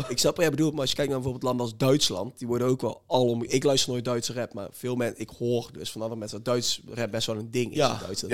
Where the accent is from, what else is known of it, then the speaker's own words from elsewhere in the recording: near Langenboom, North Brabant, Netherlands; Lange Boom is een gehucht bij ons in de buurt